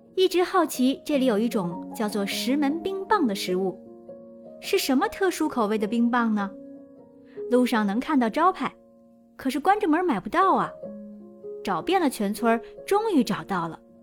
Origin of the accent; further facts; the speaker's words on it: Beijing, China; 作为北京人